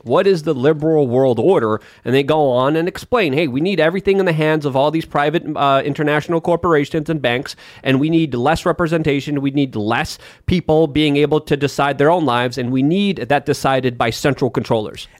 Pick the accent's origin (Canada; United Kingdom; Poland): Poland; moved away; I'm from Poland. I love my country